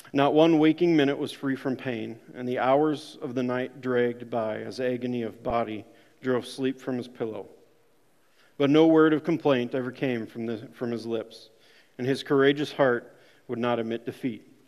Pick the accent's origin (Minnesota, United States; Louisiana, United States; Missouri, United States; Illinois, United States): Minnesota, United States; Rockford; I grew up in Rockford, Minnesota